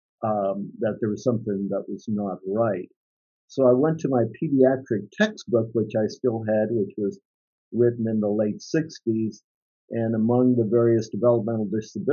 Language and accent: English; San Diego, California, United States; moved away as an adult; also born or lived in Italy; now in Sacramento, United States; I was born in Italy. I was telling Hacky I came to the United States when I was 6 years old. I grew up in the San Diego area